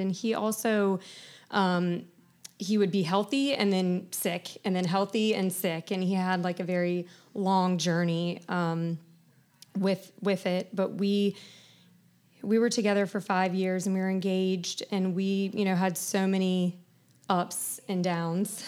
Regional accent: Charleston, South Carolina, United States; I grew up in Charleston, born and raised.

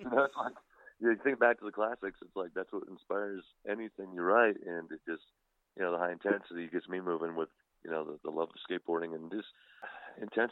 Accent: Wyoming, United States; also born or lived in Mesa, Arizona; now in Phoenix, United States; I was born here in Phoenix, Arizona, Mesa, Arizona, you know, et cetera. But I moved, you know, shortly after to Wyoming, and which is right across the border from Salt Lake City, Utah.

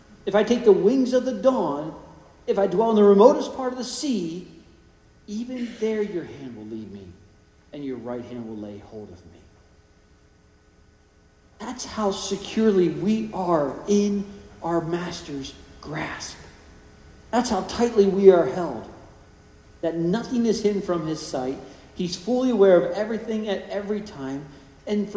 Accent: California, United States; Growing up in California

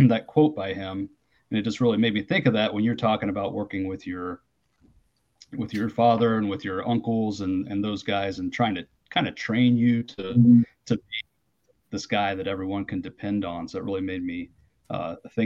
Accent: Logan, United States; I grew up in Logan, right up on the hilltop

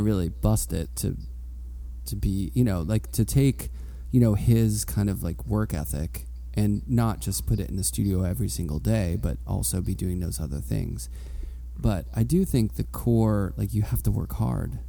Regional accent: Pittsburgh, Pennsylvania, United States; I grew up in Pittsburgh, but I went to Penn State for undergrad

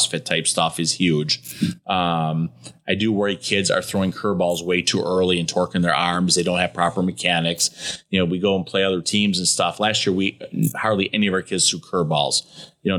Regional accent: Detroit, Michigan, United States; I'm from Detroit

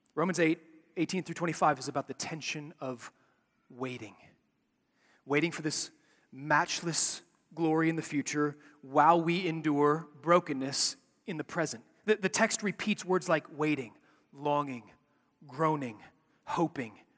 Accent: Chicago, Illinois, United States; When I was a kid growing up in Chicago

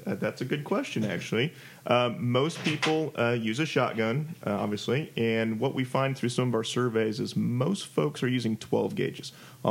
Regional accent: Iowa, United States; now in Texas, United States; I grew up in Iowa

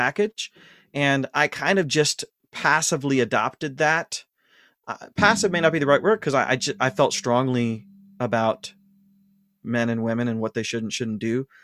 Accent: Ashland, Ohio, United States; moved away; I was born and raised in Ashland, Ohio.

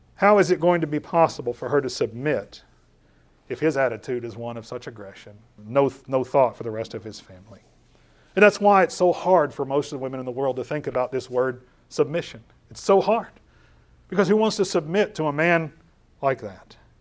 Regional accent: Louisville, Kentucky, United States; I was born in Louisville, Kentucky.

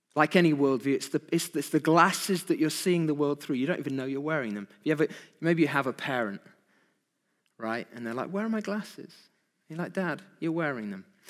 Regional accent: United Kingdom; Who are we as British people?

